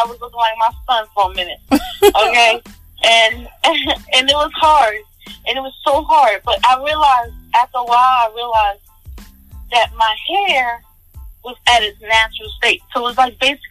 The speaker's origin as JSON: {"language": "English", "region": "New York", "country": "United States", "said": "we're from New York"}